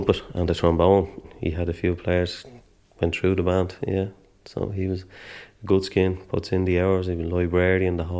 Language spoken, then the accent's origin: English; Dublin, Leinster, Ireland; I'm from Pimlico. And my grandfather drank in Cardigan's